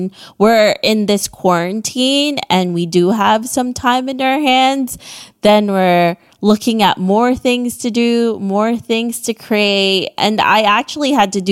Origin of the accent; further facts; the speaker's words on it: Philippines; I'm from the Southeast Asia.